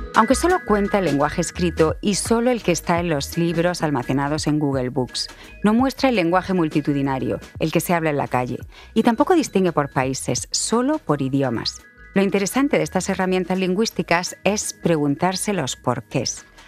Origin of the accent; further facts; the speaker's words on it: Spain; en España le decimos ordenador